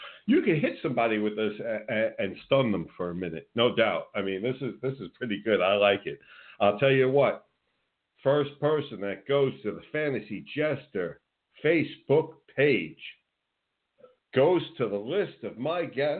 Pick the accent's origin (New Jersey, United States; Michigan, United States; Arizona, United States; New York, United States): New Jersey, United States; moved away as an adult; also born or lived in Philadelphia; now in Florida, United States; born and raised in New Jersey, and now transplanted down here in Florida.